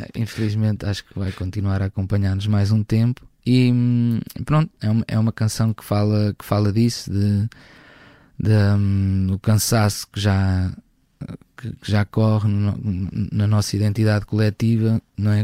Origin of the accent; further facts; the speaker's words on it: Coimbra, Centro, Portugal; venho de Coimbra